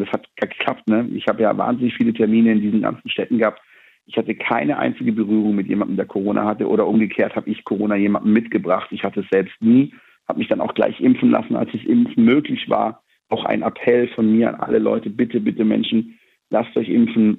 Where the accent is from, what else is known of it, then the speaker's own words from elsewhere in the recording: Black Forest, Baden-Württemberg, Germany; bei uns im Schwarzwald